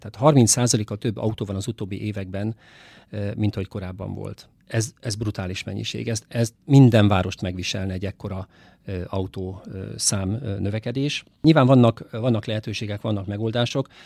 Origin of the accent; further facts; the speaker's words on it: Szeged, Csongrád-Csanád, Hungary; én ugye Szegeden születtem, Szegeden jártam oviba, iskolába, középiskolába, egyetemre is